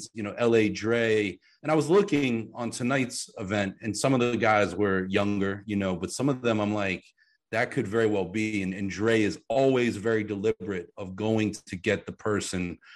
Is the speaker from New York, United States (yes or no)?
no; Pittsburgh, Pennsylvania, United States; I grew up in Pittsburgh